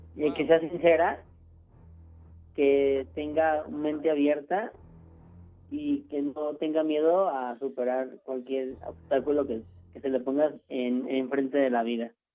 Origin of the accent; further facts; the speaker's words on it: Mexico City, Mexico; Yo, de aquí de la Ciudad de México